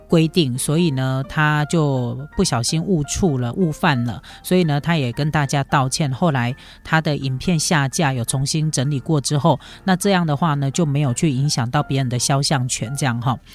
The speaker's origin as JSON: {"language": "Chinese", "country": "Taiwan", "said": "尤其是我们台湾人到日本去旅行的时候"}